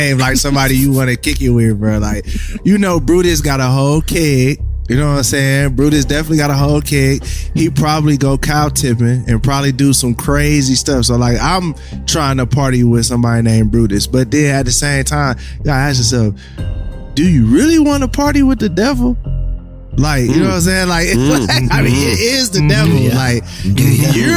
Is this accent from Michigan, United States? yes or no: yes; Michigan, United States; I'm from Michigan